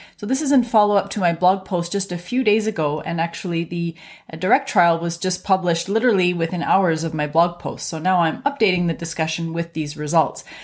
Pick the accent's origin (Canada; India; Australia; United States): Canada; I'm a Canadian physician